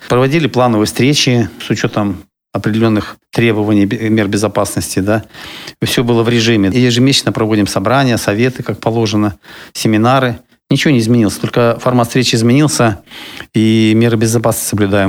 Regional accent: Siberia, Russia; now in Kaliningrad, Russia; я человек из Сибири

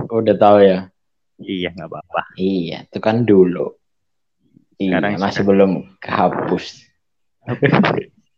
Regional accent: Kalimantan, Indonesia; di Kalimantan tuh mungkin kebanyakan daerahku sendiri banyak ada persepsi

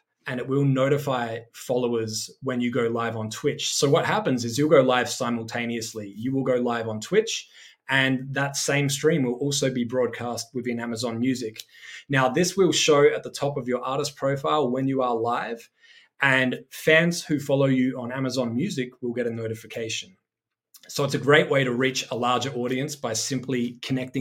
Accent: Adelaide, South Australia, Australia; I started as a DJ playing every weekend in my hometown of Adelaide, South Australia.

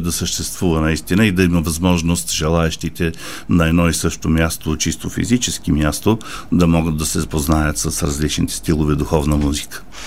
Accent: Bulgaria; moved away as an adult; also born or lived in Paris, France / Geneva, Switzerland; Аз съм си българин. Защо трябва да живея другаде и да правя кариера другаде и хората да ме познават другаде, като в собствената ми родина не ме познават

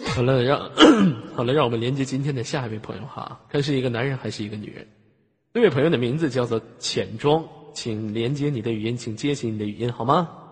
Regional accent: Tongliao, Inner Mongolia, China; 通辽出来一个像我这样的人物

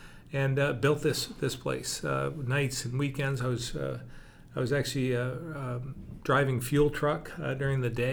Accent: Barre, Vermont, United States; when I was growing up in Barrie

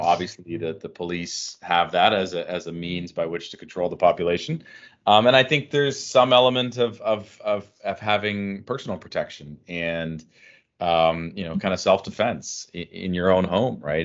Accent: Canada; as a Canadian

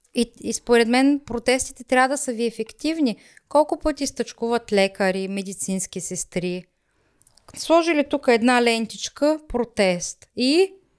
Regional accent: Rhodope region, Bulgaria; accent: Rhodope dialect; now in Germany; Аз съм горда с моя си родопски диалект

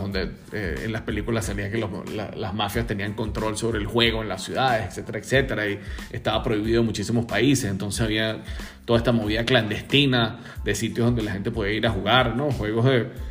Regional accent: Margarita Island, Nueva Esparta, Venezuela; mi familia es de la isla Margarita, yo también soy margariteño

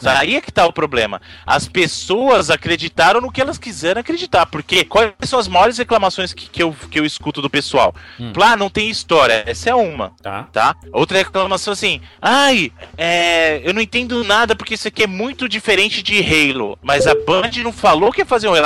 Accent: Bahia, Brazil; Eu sou baiano com muito orgulho

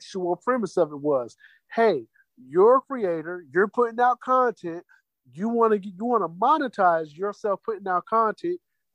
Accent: Jacksonville, Florida, United States; now I'm from Jacksonville

